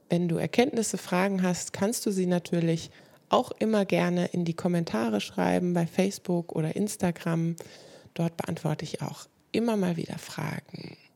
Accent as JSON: {"language": "German", "region": "Lower Saxony", "country": "Germany", "moved": "as an adult", "said": "Ich komme ja aus der Nähe von Hannover. Katrin, das weißt du wahrscheinlich."}